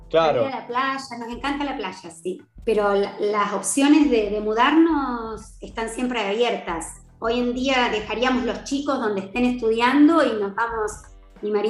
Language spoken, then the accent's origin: Spanish; Argentina; con todas las personas de afuera que he hablado y que digo que soy de Argentina, todos te dicen qué hermoso país